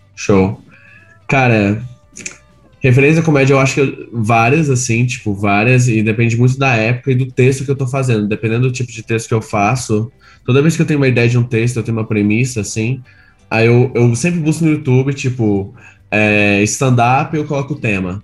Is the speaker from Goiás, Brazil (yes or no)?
yes; Goiânia, Goiás, Brazil; moved away as an adult; now in São Paulo, Brazil; eu sou de Goiânia